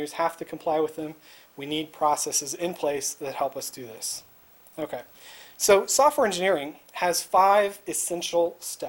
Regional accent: Indiana, United States; I grew up in Indiana

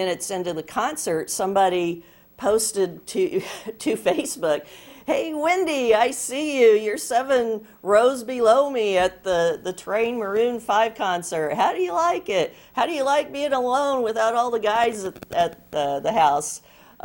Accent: Des Moines, Iowa, United States; I'm from Des Moines, Iowa, and we have a great Iowa State Fair

